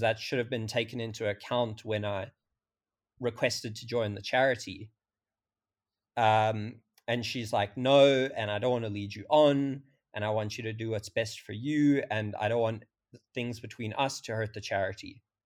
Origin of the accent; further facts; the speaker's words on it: South Africa; I'm twenty-five, I'm from South Africa